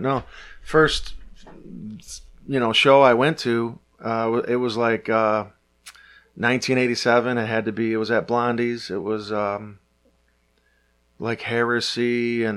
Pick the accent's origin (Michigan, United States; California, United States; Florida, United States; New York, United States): Michigan, United States; Detroit; But I grew up in Detroit. I grew up at Six Mile